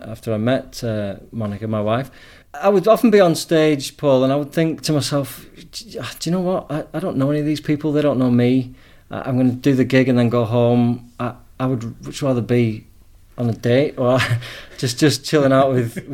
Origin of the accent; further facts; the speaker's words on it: England, United Kingdom; moved away as an adult; now in Spain; I'm from England